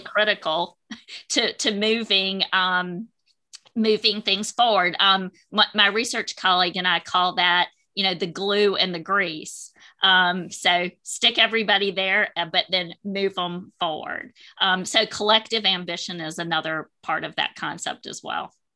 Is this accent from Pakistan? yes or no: no; Wilmington, North Carolina, United States; I'm a native of Wilmington, North Carolina, born and raised in North Carolina